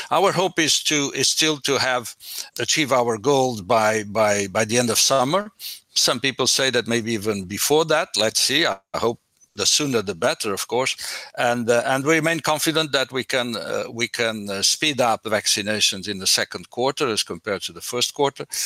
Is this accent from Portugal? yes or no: yes; Portugal; moved away; Portugal is definitely my home country